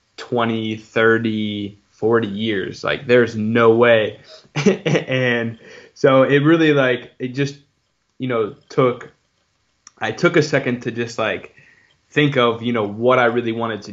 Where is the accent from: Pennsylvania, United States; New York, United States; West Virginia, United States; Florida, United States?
Pennsylvania, United States; Pittsburgh; also born or lived in Dayton, Ohio; I'm from Pittsburgh, Pennsylvania